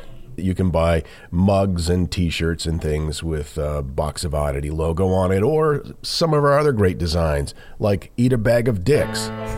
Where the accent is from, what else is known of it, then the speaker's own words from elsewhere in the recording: Holton, United States; moved away; my hometown, the local newspaper was called the Holton Pioneer Times.